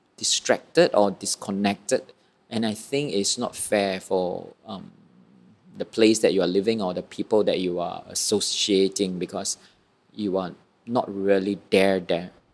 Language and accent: English; Malaysia; also born or lived in Kuala Lumpur; I'm born a Malaysian